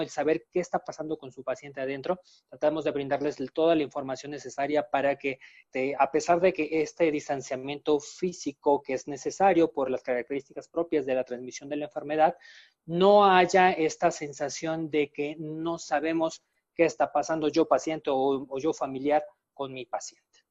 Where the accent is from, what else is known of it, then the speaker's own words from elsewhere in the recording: Mexico; los mexicanos sabemos hacerlo